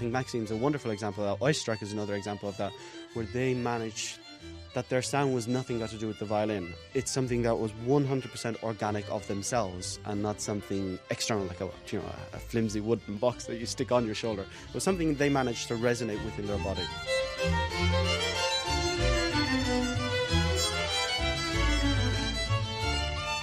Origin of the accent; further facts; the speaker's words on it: Kilkenny, Leinster, Ireland; also born or lived in Dublin, Ireland / London, United Kingdom / Switzerland; I'm a violinist. I'm from Kilkenny in Ireland